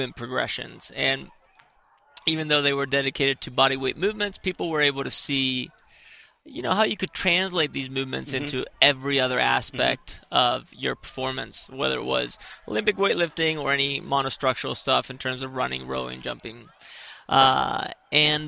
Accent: Spain; growing up in Spain and being a gymnast

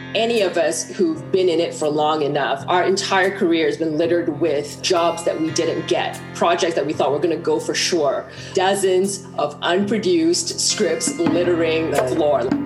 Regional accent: England, United Kingdom

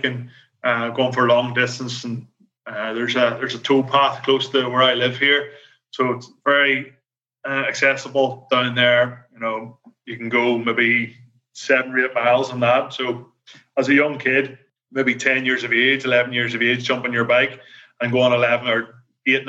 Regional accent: Belfast, Northern Ireland, United Kingdom; accent: Belfast; my Belfast accent

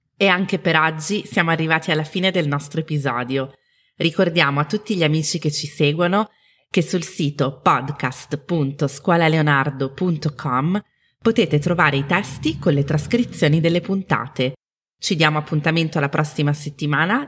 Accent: Milan, Lombardy, Italy; Milano, che è la mia città natale

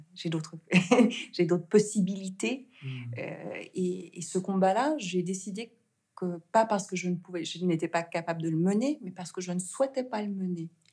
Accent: Geneva, Switzerland; also born or lived in Senegal; j'ai grandi en Suisse. Euh, la maison, c'est Genève

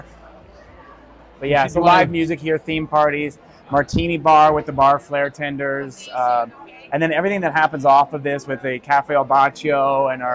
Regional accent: Canada; moved away as an adult; also born or lived in United States; having grown up as a Canadian in Canada and then spent time in the U.S. and on board

